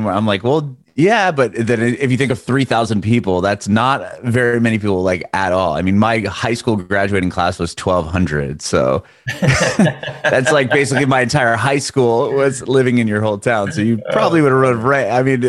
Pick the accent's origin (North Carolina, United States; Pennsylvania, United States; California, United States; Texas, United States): California, United States; San Diego; moved away as an adult; now in Nashville, United States; I'm originally from San Diego, Southern California, where we never really saw snow unless you drove to it.